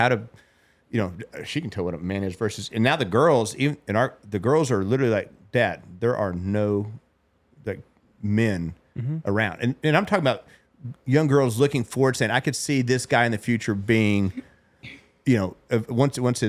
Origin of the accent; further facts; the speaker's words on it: West Texas, United States; I'm from West Texas.